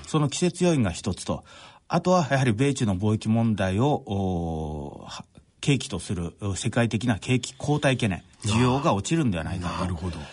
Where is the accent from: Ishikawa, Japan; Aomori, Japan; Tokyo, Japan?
Ishikawa, Japan; Noto Peninsula; 私の田舎は石川県の能登半島